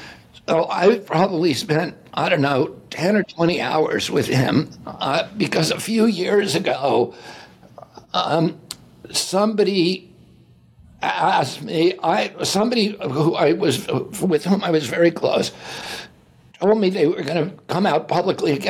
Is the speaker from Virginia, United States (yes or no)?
yes; Virginia, United States; When I grew up in Virginia